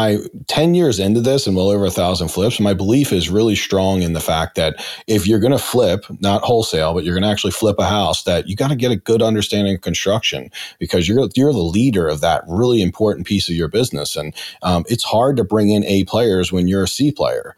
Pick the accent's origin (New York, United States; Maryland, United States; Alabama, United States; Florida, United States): Maryland, United States; Baltimore; I'm from Brooklyn, Baltimore